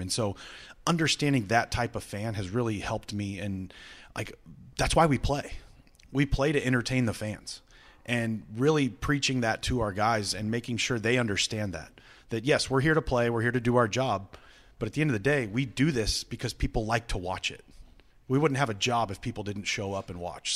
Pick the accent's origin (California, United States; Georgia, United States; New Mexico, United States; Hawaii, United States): California, United States; Visalia; now in Cleveland, United States; I'm from Visalia, California